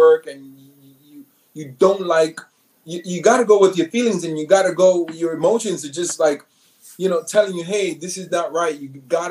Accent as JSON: {"language": "English", "town": "New York City", "region": "New York", "country": "United States", "tie": "born or raised there", "moved": "as an adult", "lives_now": "New Jersey, United States", "said": "Born and raised in New York City, Manhattan, single mom, very little bit of money"}